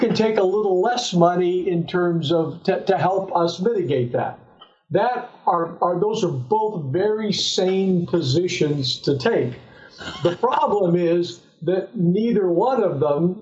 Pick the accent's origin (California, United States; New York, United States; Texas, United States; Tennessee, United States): California, United States; Southern; I'm born and raised in Southern California